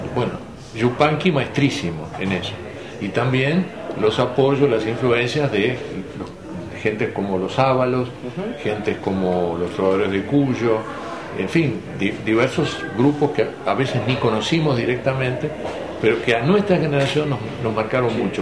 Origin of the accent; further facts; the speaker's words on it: Montevideo, Uruguay; Alfredo y yo somos los dos montevideanos